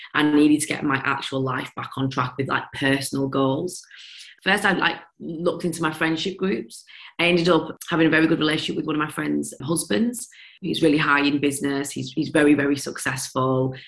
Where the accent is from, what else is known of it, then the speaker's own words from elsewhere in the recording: Leeds, Yorkshire and the Humber, United Kingdom; accent: broad Yorkshire; moved away as an adult; now in London, United Kingdom; Moving to London and having this Yorkshire broad accent